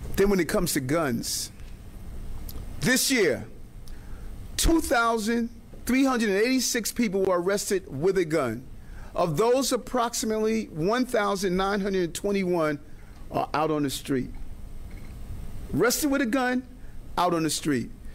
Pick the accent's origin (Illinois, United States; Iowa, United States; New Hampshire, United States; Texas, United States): New Hampshire, United States; I'm from the Live Free or Die state.